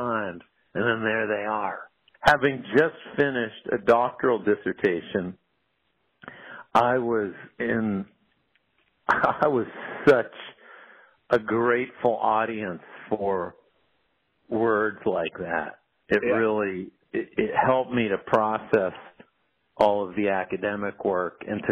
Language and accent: English; New Hampshire, United States; I grew up in New Hampshire